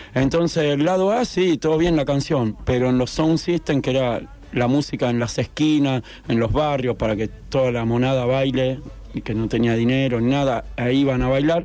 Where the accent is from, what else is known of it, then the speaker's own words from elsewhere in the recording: La Plata, Buenos Aires Province, Argentina; now in Mar del Plata, Argentina; soy Platense